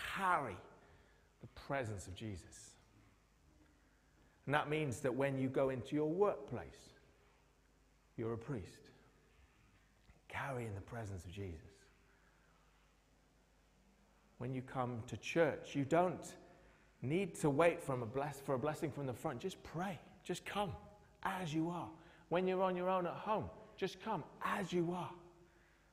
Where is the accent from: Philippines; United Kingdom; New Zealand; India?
United Kingdom; we've been a bit like that in the UK